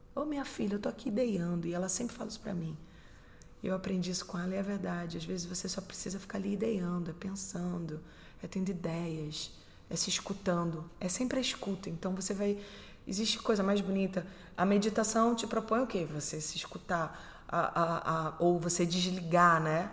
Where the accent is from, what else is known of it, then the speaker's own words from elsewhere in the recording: Recife, Pernambuco, Brazil; moved away; Eu sou do Recife, sou pernambucana, brasileira.